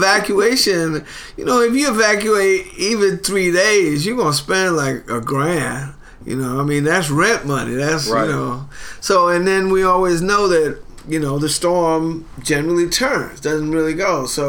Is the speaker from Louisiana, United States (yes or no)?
yes; New Orleans, Louisiana, United States; moved away as an adult; now in Portland, United States; My mother was born in New Orleans. I'm born and bred in New Orleans. I've got a son and daughter that live in New Orleans.